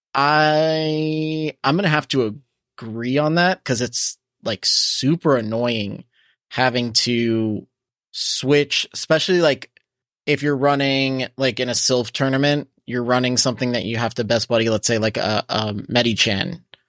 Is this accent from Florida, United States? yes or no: yes; Coral Springs, Florida, United States; in my hometown in Coral Springs, Mullins Park is always lit.